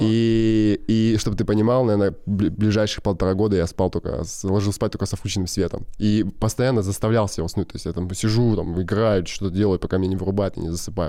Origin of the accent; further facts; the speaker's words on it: near Irkutsk, Irkutsk Oblast, Russia; also born or lived in Krasnodar Krai; мы жили в поселке Алха. Это под Иркутском. Мы типа переехали из Краснодара. Да. Вот. Ой, с Краснодарского, Краснодарского края.